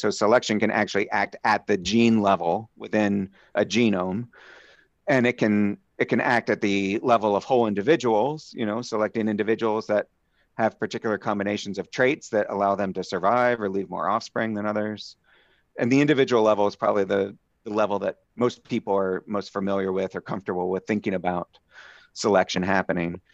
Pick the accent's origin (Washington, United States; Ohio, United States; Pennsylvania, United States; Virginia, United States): Pennsylvania, United States; Phoenixville; I was born in Southeast Pennsylvania, a little town called Phoenixville, just outside of Philly